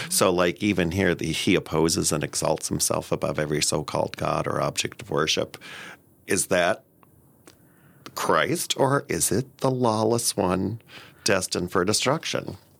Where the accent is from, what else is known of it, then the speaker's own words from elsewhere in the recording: Nebraska, United States; I grew up in Nebraska, the son of a Lutheran pastor.